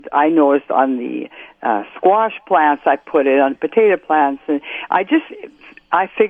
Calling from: Morris, Minnesota, United States; I'm from Morris.

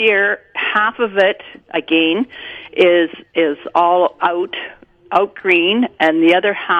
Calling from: Deloraine, Manitoba, Canada

